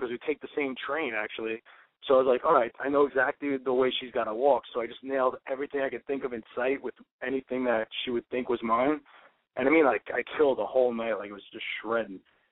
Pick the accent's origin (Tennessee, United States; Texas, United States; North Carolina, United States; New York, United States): New York, United States; I'm from New York